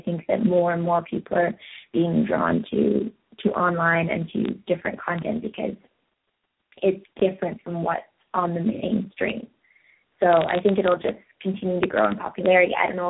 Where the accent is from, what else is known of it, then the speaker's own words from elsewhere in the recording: England, United Kingdom; also born or lived in Belgium / France / Spain / Holland; Well, I was born in England, so I spent a fair bit of time over there and then traveling around Europe as a kid because I lived in England, so it was all quite close.